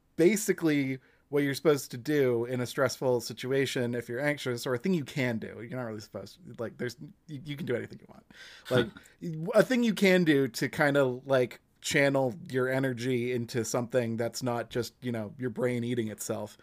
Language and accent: English; Massachusetts, United States; since I'm from Massachusetts